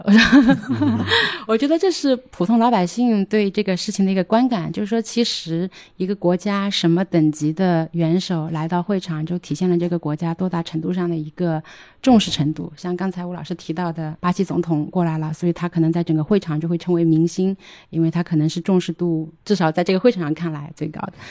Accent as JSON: {"language": "Chinese", "country": "China", "said": "我们中国人"}